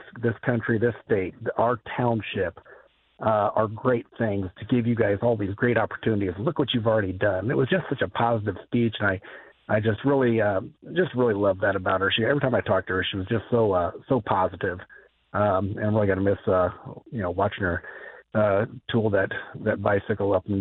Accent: Jimtown, Indiana, United States; I'm from Jimtown

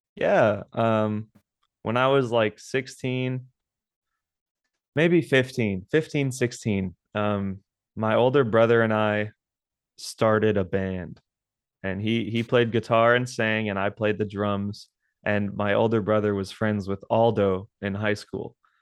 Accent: South Texas, United States; I'm from South Texas

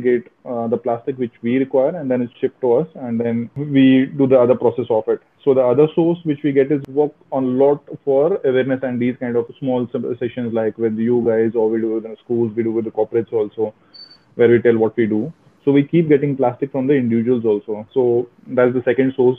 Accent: Jammu, Jammu and Kashmir, India; moved away as an adult; also born or lived in Mumbai; now in Pune, India; I was born in Kashmir in 1980s. Then in early 1990s, we had to move out of the Kashmir. We were forced actually to move out of the Kashmir at that time. Lived in migrant camps, if you know about it, for 7 years. And then I did my primary schooling, primary and till 12th in Jammu

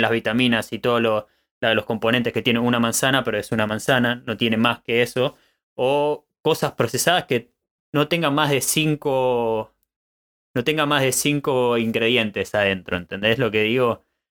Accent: Argentina; moved away as an adult; now in Germany; Nací en Argentina, pero tuve la oportunidad de vivir en diferentes países. Luego de recorrer varios lugares, me encuentro en Alemania construyendo una vida

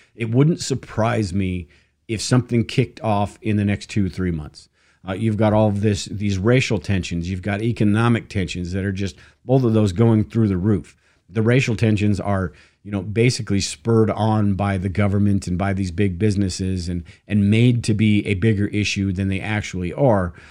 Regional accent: United States; us as Americans

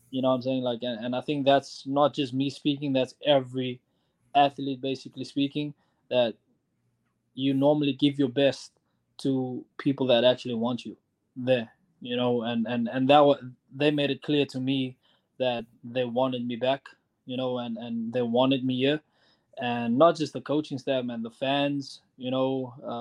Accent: Cape Town, Western Cape, South Africa; now in Madison, United States; I host a soccer tournament in Cape Town, South Africa, in my hometown where I grew up

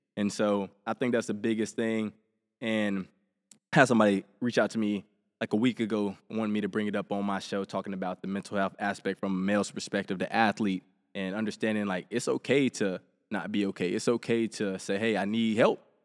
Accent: Helena, Alabama, United States; I grew up in Helena, Alabama, small town.

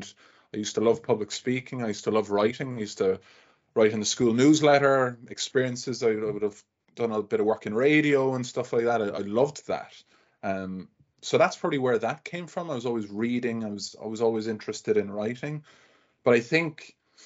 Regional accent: Limerick, Munster, Ireland; moved away as an adult; also born or lived in London; now in Dublin, Ireland; I'm from Limerick, the southwest, Munster.

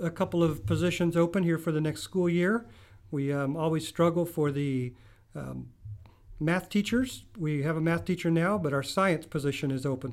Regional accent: Midland, Texas, United States; moved away as an adult; also born or lived in Kansas; I grew up in Free Methodist Church in Midland, Texas.

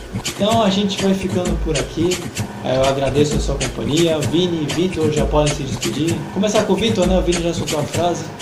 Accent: Baixada Santista, São Paulo, Brazil; a gente aqui que é da Baixada Santista, né? A gente é aqui do estado de São Paulo

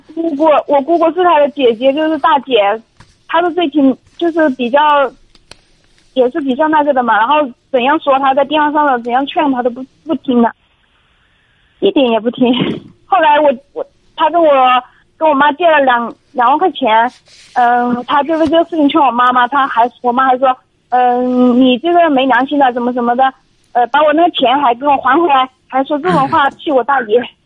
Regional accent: Guizhou, China; 我是贵州的

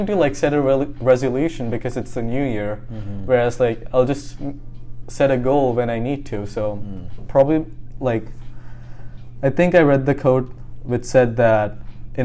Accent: India; now in California, United States; I'm from India

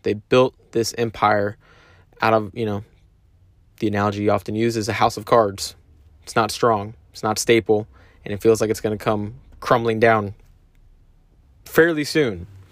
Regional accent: United States; as American citizens

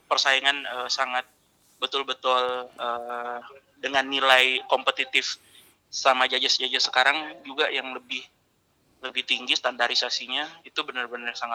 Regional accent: Makassar, South Sulawesi, Indonesia; Karena kebetulan saya besar lahir di Makassar pak, jadi udah tahu karakteristik untuk orang-orangnya di Makassar seperti apa.

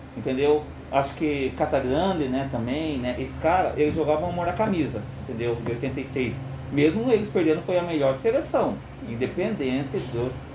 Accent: Curitiba, Paraná, Brazil; also born or lived in São Paulo; eu nasci aqui em Curitiba, uhum. em 75

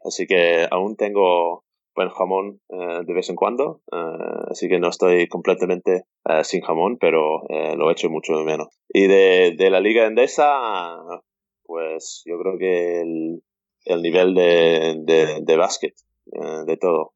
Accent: Seattle, Washington, United States; Spanish is a second language; moved away as an adult; also born or lived in Valencia, Spain / Tenerife, Spain; now in Berlin, Germany; soy de Seattle, donde está lloviendo todo, el año

